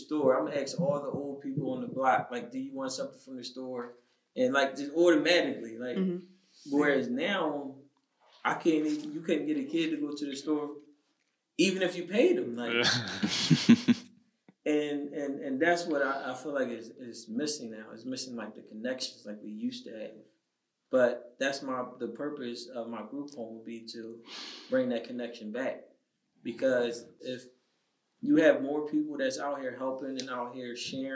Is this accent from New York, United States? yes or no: no; Philadelphia, Pennsylvania, United States; I'm born and raised in Philly